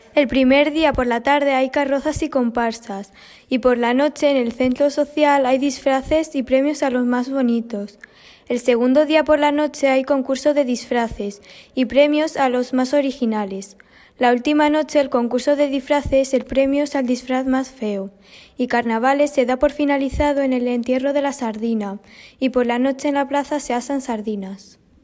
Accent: Anchuras, Castilla-La Mancha, Spain; tengo 13 años y vengo de Anchuras

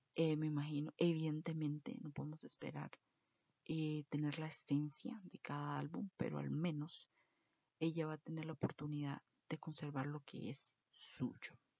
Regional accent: Costa Rica

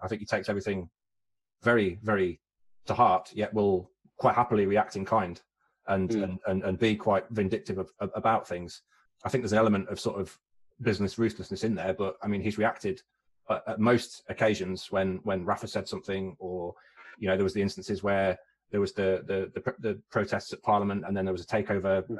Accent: West Midlands, United Kingdom; I'm from the West Midlands

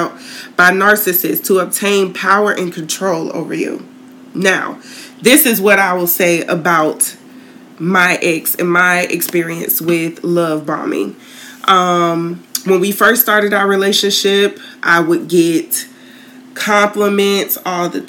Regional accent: Tallahassee, Florida, United States; moved away as an adult; now in St. Petersburg, United States; moved from my hometown down to originally St. Pete

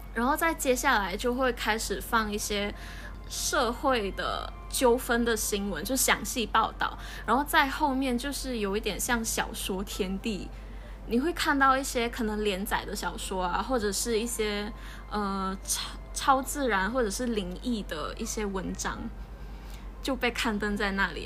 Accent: Kuching, Sarawak, Malaysia; moved away as an adult; also born or lived in Taipei, Taiwan; 我们就生在马来西亚，然后我们是在古晋出生的，我们一直都在这里长大，然后也接受这边的教育，嗯，小学的时候我们是，呃，华小，就是华董办的

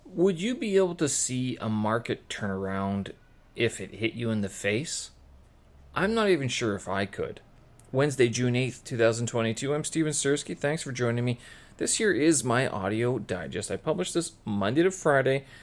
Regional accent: Winnipeg, Manitoba, Canada; moved away as an adult; now in Beijing, China; my hometown of Winnipeg

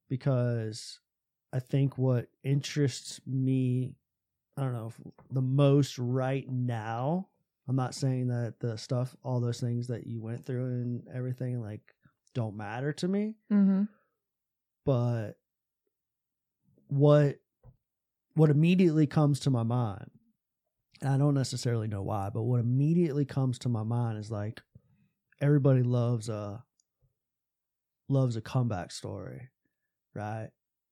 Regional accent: Tampa, Florida, United States; I would listen to this morning talk show in mm-hmm. my hometown in Tampa, Florida.

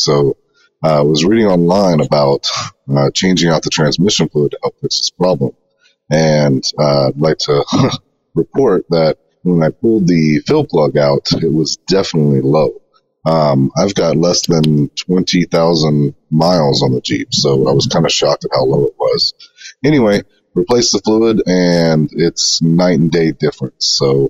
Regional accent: Texas, United States; I'm actually born and raised in Hunt County, so I am true blue, dyed-in-the-wool Texan here.

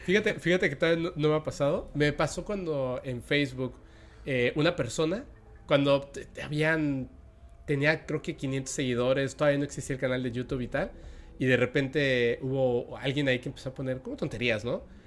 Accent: Mexico; now in Mérida, Mexico; yo soy mexicano

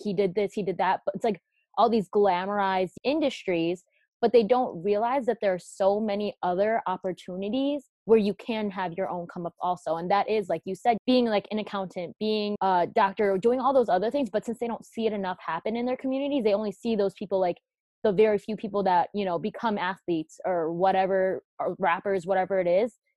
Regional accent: United States; I was born here in America

